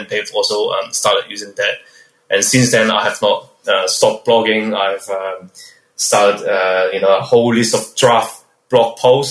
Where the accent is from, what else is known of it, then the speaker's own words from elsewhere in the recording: Melbourne, Victoria, Australia; I'm from Melbourne, Australia